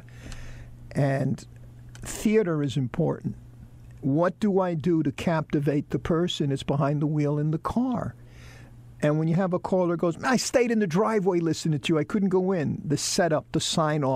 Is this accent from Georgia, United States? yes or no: no; New York City, New York, United States; now in Charlotte, United States; we're both from New York City